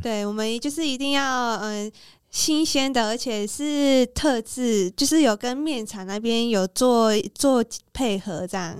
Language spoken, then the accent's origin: Chinese; Taiwan; 我们台湾人